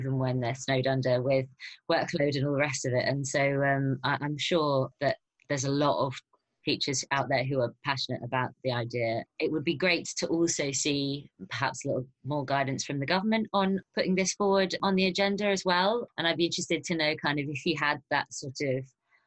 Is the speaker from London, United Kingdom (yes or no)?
yes; London, United Kingdom; a Londoner who lives in a tiny flat